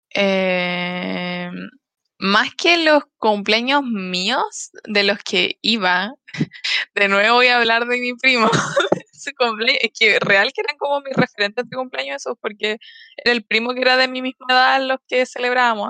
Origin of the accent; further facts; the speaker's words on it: Los Ángeles, Biobío, Chile; also born or lived in Concepción; llegué a mi casa de Los Ángeles, a la casa que era muy chiquitita